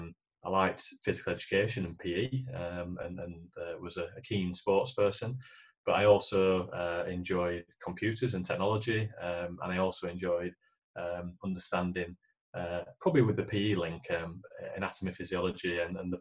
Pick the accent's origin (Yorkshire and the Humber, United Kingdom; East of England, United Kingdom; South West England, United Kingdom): Yorkshire and the Humber, United Kingdom; Leeds; I grew up in Leeds, and Leeds born and bred, as you probably gather from the accent